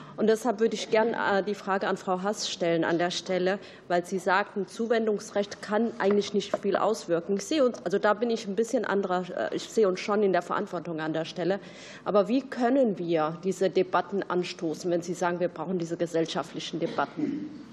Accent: Kassel, Hesse, Germany; ich bin selbst aus Kassel

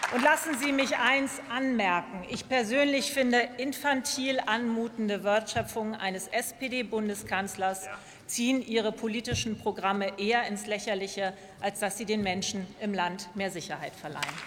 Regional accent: Lower Saxony, Germany; als Niedersächsin hoffe ich

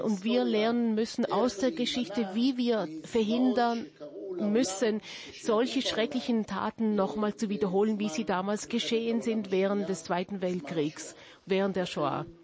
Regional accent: Jerusalem, Jerusalem District, Israel; Ich wurde in Jerusalem geboren, in einer Familie, die aus 1809 nach Jerusalem kam, aus Vilna

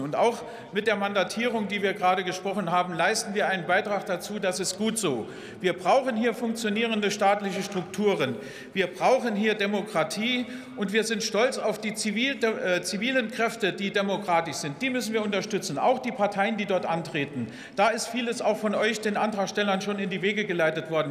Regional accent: Welschbach, Saarland, Germany; in meinen Heimatort kamen, Welschbach, 1200 Einwohner

